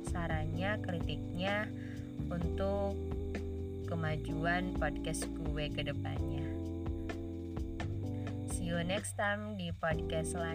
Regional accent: Ciamis, West Java, Indonesia; Ya, gua berasal dari Ciamis, Jawa Barat.

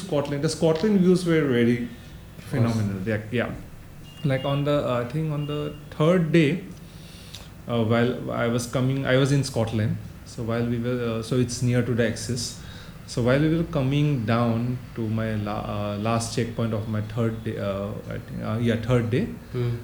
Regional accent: Northeast India, India; we are from Northeast.

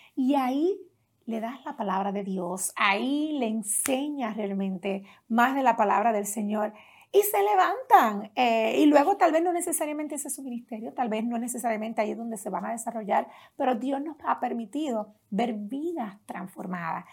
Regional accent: Las Piedras, Puerto Rico; Allá en Puerto Rico crecí en un pueblo pequeño, no se ha hablado mucho, se habla mucho, ¿verdad?, de los pueblos más del área metropolitana, pero yo crecí más en un pueblo llamado Las Piedras.

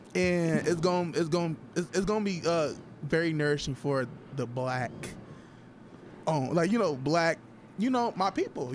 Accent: Toledo, Ohio, United States; I'm from Toledo

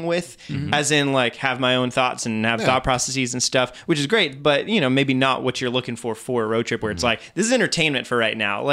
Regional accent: Belgium; moved away; I was growing up in Belgium

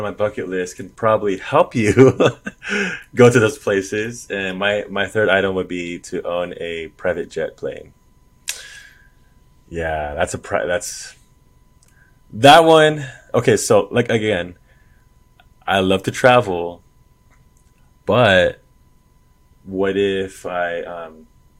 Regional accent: Los Angeles, California, United States; I was born here in Los Angeles, California

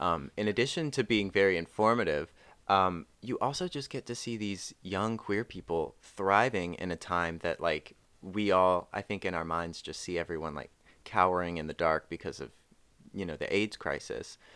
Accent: North Carolina, United States; I am from North Carolina along with Carolyn.

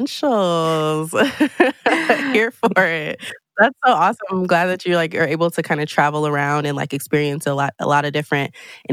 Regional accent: Colorado, United States; I'm personally from Colorado.

